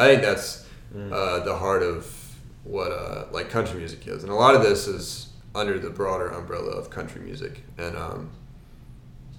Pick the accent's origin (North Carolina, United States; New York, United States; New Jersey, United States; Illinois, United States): North Carolina, United States; I'm from North Carolina, and I'll admit I have a lot of Carolina pride